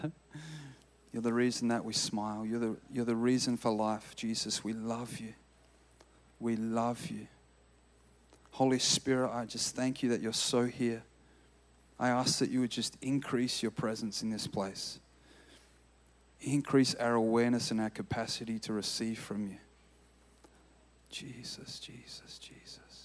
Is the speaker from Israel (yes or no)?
no; Australia; moved away as an adult; now in Redding, United States; I'm from Australia